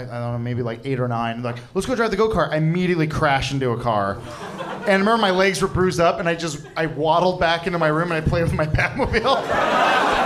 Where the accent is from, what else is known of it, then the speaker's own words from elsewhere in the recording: Santa Clarita, California, United States; So, yes, I grew up in LA, but I grew up in Santa Clarita, like Castaic area